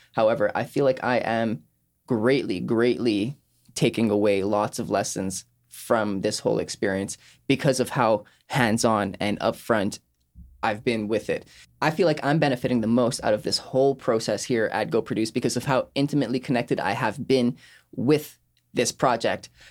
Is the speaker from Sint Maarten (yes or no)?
yes; Sint Maarten; moved away; I was born and raised on Saint Martin